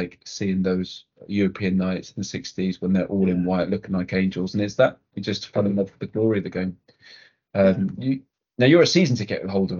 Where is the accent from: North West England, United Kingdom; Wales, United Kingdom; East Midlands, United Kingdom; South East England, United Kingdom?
Wales, United Kingdom; Cardiff; I grew up in Cardiff.